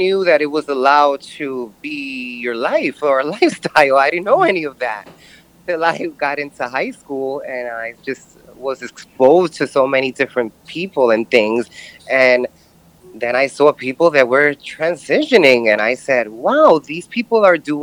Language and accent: English; New York City, New York, United States; I'm born and raised in Brooklyn, New York